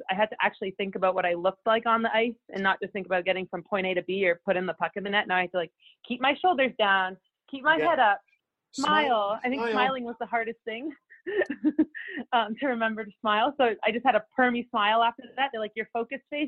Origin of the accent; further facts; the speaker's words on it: Toronto, Ontario, Canada; I'm from Toronto area, so girls hockey was started a little bit earlier. So, yeah, from the age that I was 5, I was playing girls hockey.